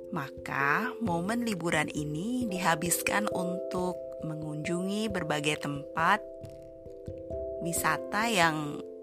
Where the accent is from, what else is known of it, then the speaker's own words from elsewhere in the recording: Surakarta, Central Java, Indonesia; moved away as an adult; now in Sweden; di Solo, di tempat asalku